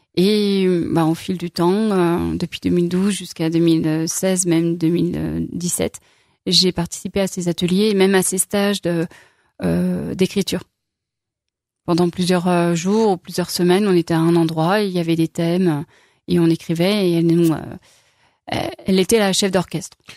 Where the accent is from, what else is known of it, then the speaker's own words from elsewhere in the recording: Lyon, Auvergne-Rhône-Alpes, France; also born or lived in Saint-Étienne / Corrèze; now in Saint-Victor-sur-Loire, France; je suis lyonnaise d'origine